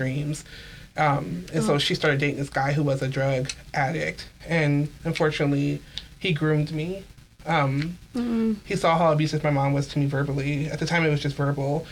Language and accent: English; Columbus, Ohio, United States; I was born in Columbus, Ohio